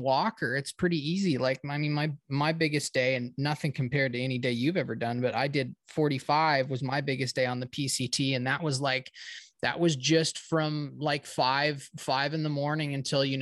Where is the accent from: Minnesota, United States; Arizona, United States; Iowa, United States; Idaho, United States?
Idaho, United States; North; growing up in North Idaho